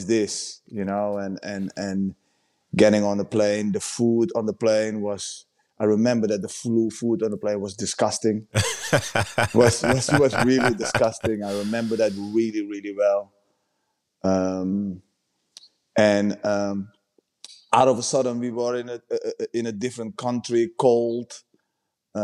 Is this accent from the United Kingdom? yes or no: no; Netherlands; also born or lived in Suriname; I was five when we emigrated from Suriname to the Netherlands